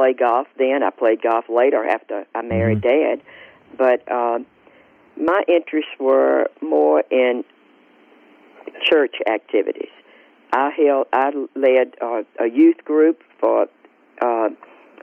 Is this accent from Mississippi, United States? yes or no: yes; Clarksdale, Mississippi, United States; moved away as an adult; also born or lived in New Orleans; Clarksdale Hospital, and which is no longer there now, but I was born there, and I went to school at Eliza Clark Grammar School. I went to Clarksdale High, graduated in 1954